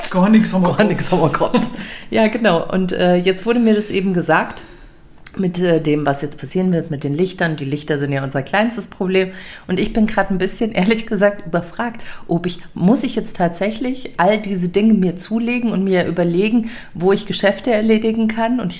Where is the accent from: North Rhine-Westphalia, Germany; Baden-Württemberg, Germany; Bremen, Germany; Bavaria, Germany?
Bavaria, Germany; Munich; Also jetzt bin ich ja aufgewachsen in der Wohnung hier in München in der Baderstraße, da habe ich als Kind gelebt.